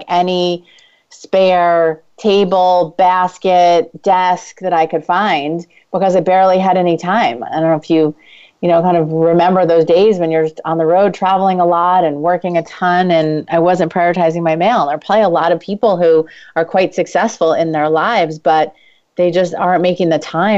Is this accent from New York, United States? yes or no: yes; New York, United States; I'm Jewish and from New York.